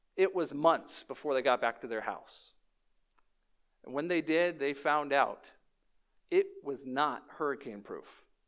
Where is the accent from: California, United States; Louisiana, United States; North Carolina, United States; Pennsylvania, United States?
Louisiana, United States; New Orleans; moved away; I was born in New Orleans